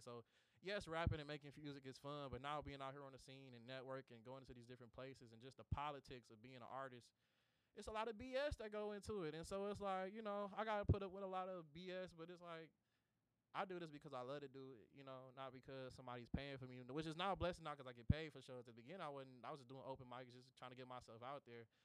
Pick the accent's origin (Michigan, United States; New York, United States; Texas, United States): Michigan, United States; Detroit; the story of my life growing up in Detroit